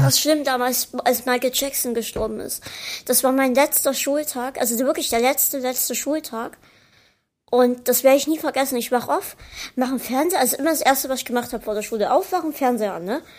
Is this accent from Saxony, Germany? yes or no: yes; Dresden, Saxony, Germany; wir halt hier in Dresden